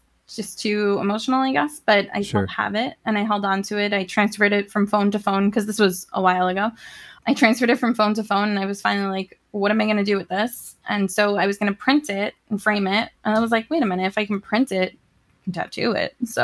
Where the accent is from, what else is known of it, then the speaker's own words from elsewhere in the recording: New York City, New York, United States; I grew up in Queens, New York, where I still live, just in a different part of New York City.